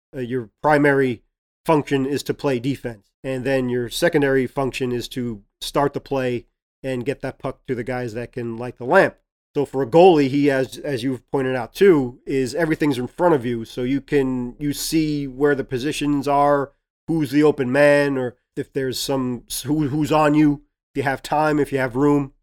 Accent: New York City, New York, United States; accent: Brooklyn; It's my Brooklyn accent.

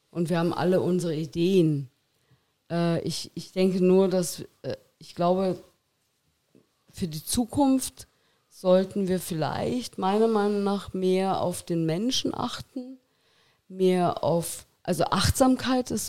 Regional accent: Miesbach, Bavaria, Germany; Miesbach, ja, Aus ja. Miesbach, genau.

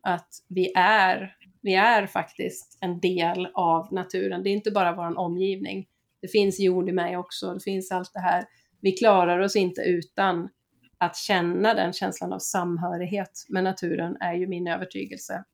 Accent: Gävle, Gävleborg County, Sweden; now in Skåne, Sweden; jag är ju född i Gävle, det är också en kuststad

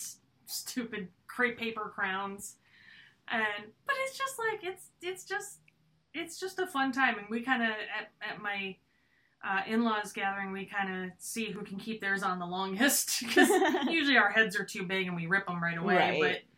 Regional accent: United States; we're American

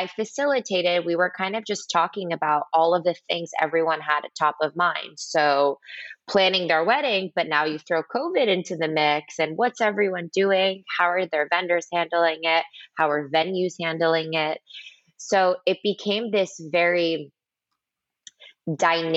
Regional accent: New Jersey, United States; moved away as an adult; also born or lived in New York City / Boston; now in Miami, United States; I grew up right outside of New York in New Jersey.

